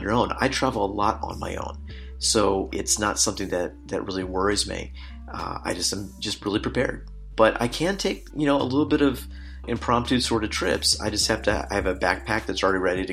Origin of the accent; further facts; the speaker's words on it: United States; moved away as an adult; now in Czech Republic; I'm an American through and through.